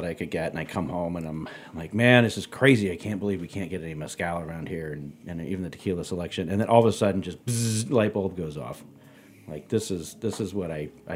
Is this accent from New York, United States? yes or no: no; San Antonio, Texas, United States; moved away as an adult; also born or lived in California; I grew up in Texas. I grew up in San Antonio